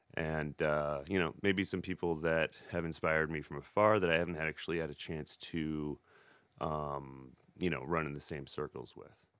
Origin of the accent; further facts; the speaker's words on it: Beloit, Wisconsin, United States; I grew up in Beloit, Wisconsin